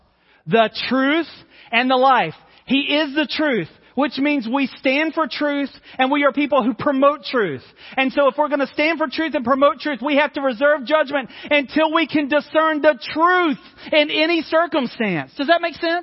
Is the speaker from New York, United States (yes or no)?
no; North Carolina, United States; also born or lived in Mississippi / Georgia / India / Tanzania; now in South Carolina, United States; I've lived in North Carolina and grew up there. I was born in Mississippi, and now I live in South Carolina.